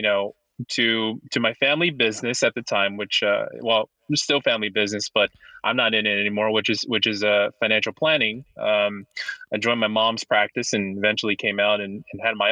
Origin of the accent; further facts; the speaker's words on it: Los Angeles, California, United States; moved away as an adult; now in East Coast, United States; Born and raised in Los Angeles